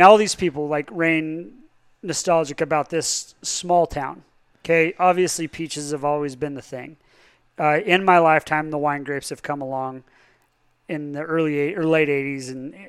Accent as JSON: {"language": "English", "town": "Palisade", "region": "Colorado", "country": "United States", "tie": "born or raised there", "said": "I grew up actually in the buffer zone. So I was a 36 and 3/10 road, GN4/10. I was out there in the country. So not in the town, but culturally Palisade."}